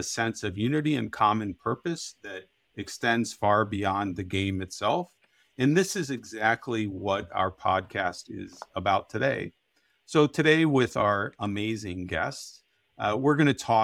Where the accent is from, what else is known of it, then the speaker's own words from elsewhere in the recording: Canton, Ohio, United States; now in Milwaukee, United States; I grew up in Canton, Ohio, where I played the game with my friends